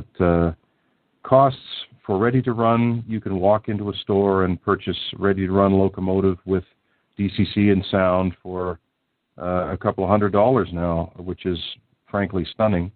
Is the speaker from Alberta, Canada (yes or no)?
no; Southern Ontario, Canada; where I grew up here in Southern Ontario